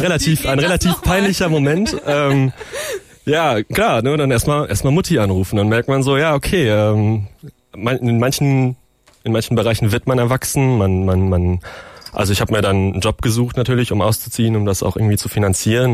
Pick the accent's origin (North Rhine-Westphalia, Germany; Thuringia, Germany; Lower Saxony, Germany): North Rhine-Westphalia, Germany; Bochum; moved away; ich komme aus Bochum, meine Eltern wohnen immer noch